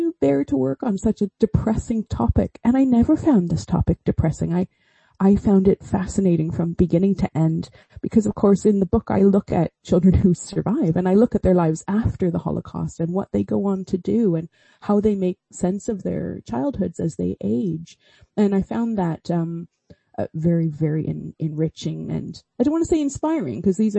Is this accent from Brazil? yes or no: no; Canada; accent: Canadian; moved away as an adult; also born or lived in Oxford, United Kingdom; now in Swansea, United Kingdom; I grew up in Canada and spent the whole early part of my life there